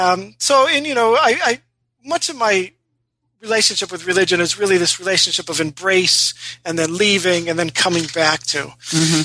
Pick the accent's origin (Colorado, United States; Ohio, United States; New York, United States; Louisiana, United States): New York, United States; Rochester; I was uh, born and raised in Rochester, New York